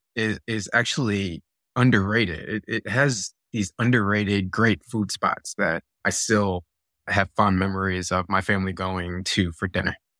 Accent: Virginia Beach, Virginia, United States; also born or lived in Buffalo, New York; when I was eight year eight years old, uh, my family moved to Virginia Beach, and I grew up in Virginia Beach

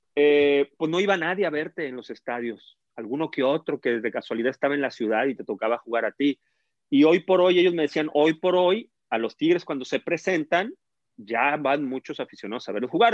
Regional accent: Monterrey, Nuevo León, Mexico; Yo crecí en Monterrey

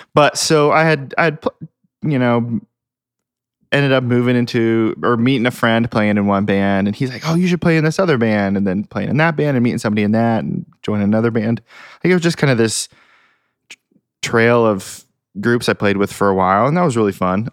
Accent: Hamilton, Ohio, United States; moved away as an adult; now in Nashville, United States; I am from Hamilton, Ohio, which is, like, southwest, north of Cincinnati

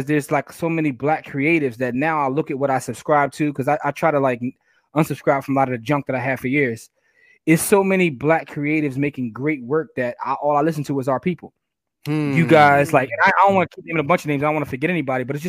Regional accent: Philadelphia, Pennsylvania, United States; I'm from Philly

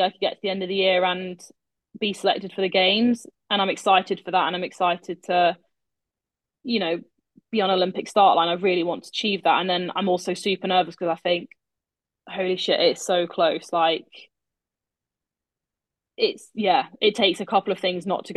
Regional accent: United Kingdom; being British

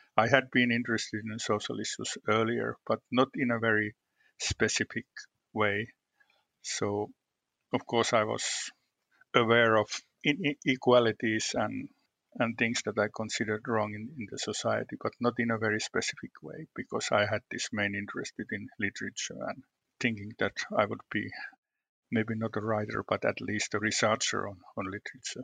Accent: Western Finland, Finland; I was born in the western part of Finland in a region that's known. Uh, I would say that it's known as a conservative part of the country

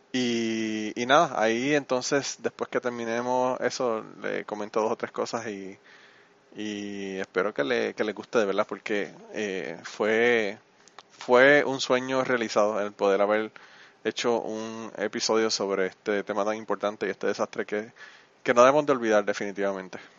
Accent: Utuado, Puerto Rico; mi pueblo, mi pueblo de Utuado

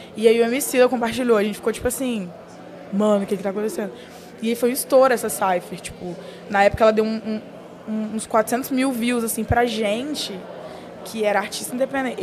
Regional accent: Espírito Santo, Brazil; eu sou do Espírito Santo

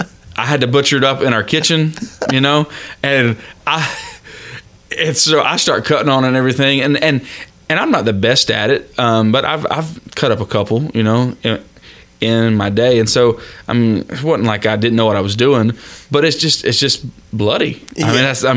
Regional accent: Florida, United States; I love steak, and I was born and raised in Florida.

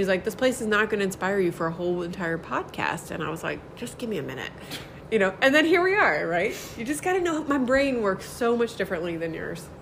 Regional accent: Maryland, United States; moved away as an adult; also born or lived in Murrells Inlet, South Carolina / Charleston, South Carolina; now in Key West, United States; we were never from anywhere but Maryland, ever. And then we were from Key West

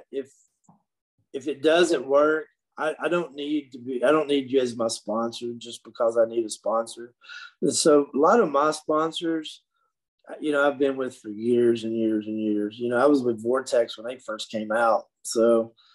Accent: Dixon, United States; my hometown in Dixon

